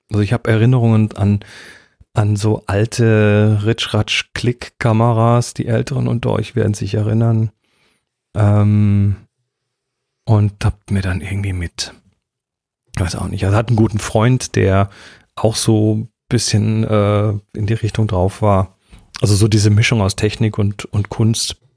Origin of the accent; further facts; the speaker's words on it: Horb am Neckar, Baden-Württemberg, Germany; wurde geboren in Horb am Neckar. In Horb am Neckar. 1969.